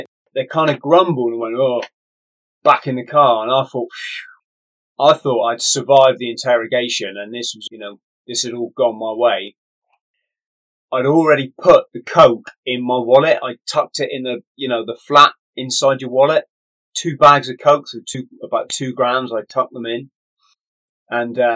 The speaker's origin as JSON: {"language": "English", "region": "England", "country": "United Kingdom", "said": "I'm an English tourist."}